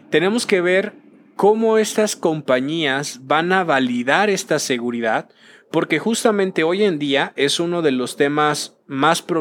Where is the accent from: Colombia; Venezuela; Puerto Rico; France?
Venezuela; Cambiando un poquito y ya, soy de Venezuela, ¿no? Pero justamente este tema va a llegar al metaverso en el hecho